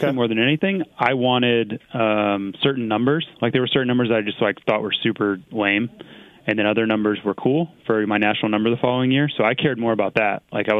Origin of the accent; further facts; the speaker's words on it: United States; I'm American.